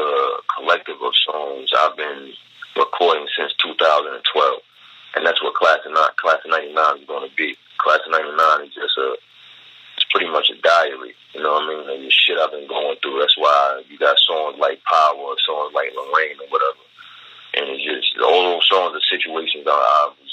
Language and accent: English; Baltimore, Maryland, United States; I'm from Baltimore